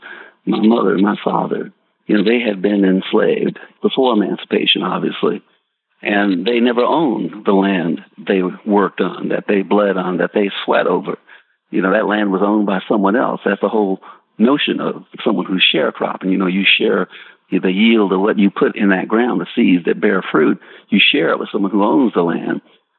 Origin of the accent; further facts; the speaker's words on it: Spartanburg, South Carolina, United States; You know, where I grew up in Spartanburg, South Carolina, my mama talking about a high country